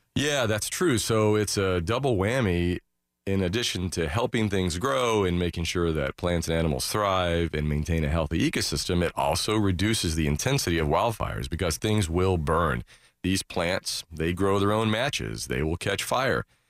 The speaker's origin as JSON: {"language": "English", "town": "Daytona Beach", "region": "Florida", "country": "United States", "tie": "born or raised there", "said": "growing up in Daytona"}